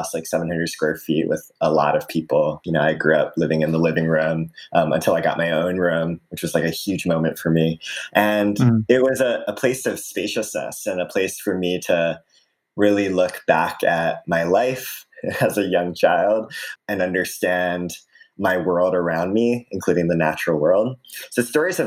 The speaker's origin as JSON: {"language": "English", "town": "Aiea", "region": "Hawaii", "country": "United States", "tie": "born or raised there", "said": "So I grew up in Hawaii in a small town called Aiea."}